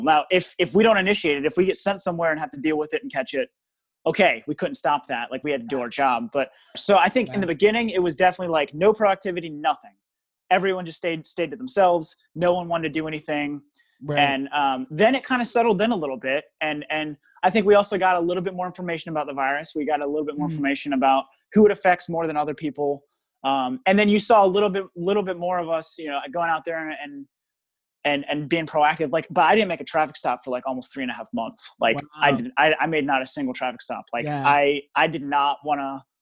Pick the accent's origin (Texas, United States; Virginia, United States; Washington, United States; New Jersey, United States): Virginia, United States; Richmond; I grew up in the West End of Richmond